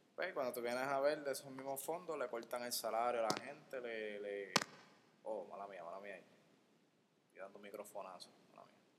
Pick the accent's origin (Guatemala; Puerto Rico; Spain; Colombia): Puerto Rico; Guaynabo; soy, de Guaynabo, no soy de San Juan